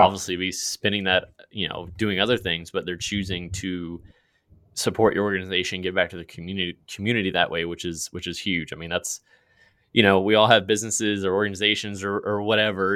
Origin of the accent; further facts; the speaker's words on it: Virginia, United States; moved away; my home state. I'm not there anymore